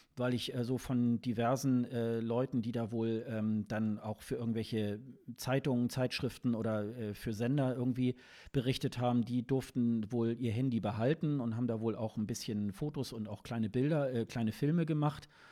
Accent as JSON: {"language": "German", "country": "Germany", "said": "als Deutsche"}